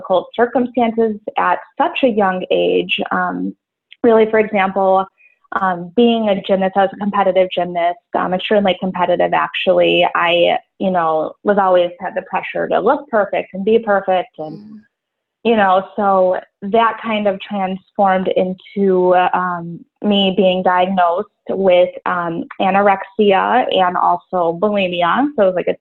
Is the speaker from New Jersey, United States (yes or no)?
no; Buffalo, New York, United States; I'm from Buffalo, New York.